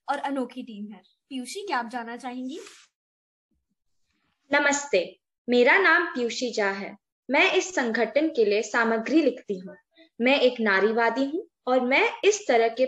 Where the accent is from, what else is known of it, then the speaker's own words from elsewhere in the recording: India; first language Hindi; आखिरकार मैं एक भारतीय हूँ हिंदी सिर्फ मेरी भाषा नहीं है बल्कि मेरी पहचान भी है